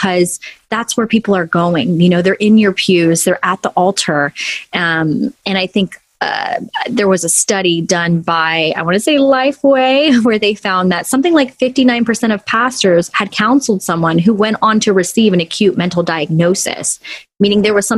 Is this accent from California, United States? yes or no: yes; Los Angeles, California, United States; Born and raised in Los Angeles, I'm in California